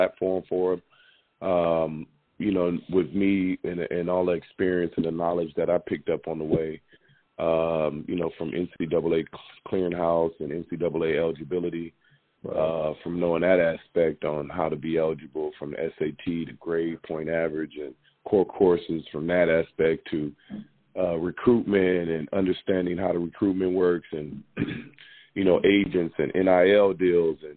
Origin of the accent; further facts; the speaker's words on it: Iowa, United States; moved away as an adult; Growing up in Iowa, coming from Iowa, and going to the University of Iowa